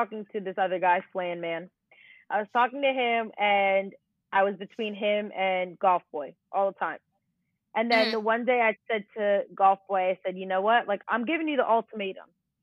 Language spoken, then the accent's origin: English; New Jersey, United States; where I grew up and lived in Jersey.